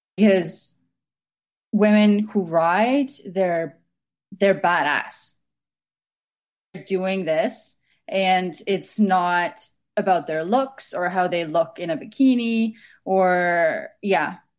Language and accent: English; Estonia; moved away as an adult; now in Vancouver, Canada; Originally, I'm from Estonia, so I've been living in Canada for the past six years.